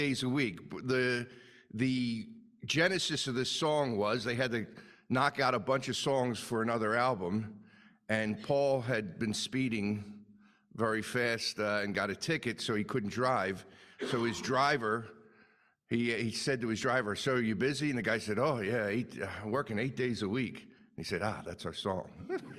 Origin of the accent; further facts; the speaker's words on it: Philadelphia, Pennsylvania, United States; accent: Philadelphia; my normal Philadelphia accent.